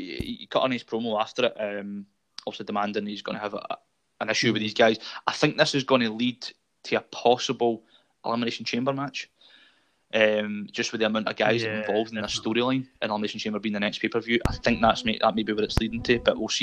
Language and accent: English; Scotland, United Kingdom; being Scottish